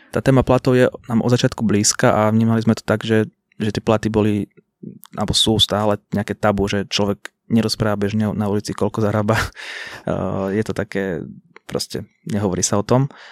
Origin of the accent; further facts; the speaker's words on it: Banská Bystrica, Banská Bystrica Region, Slovakia; u nás v Banskej Bystrici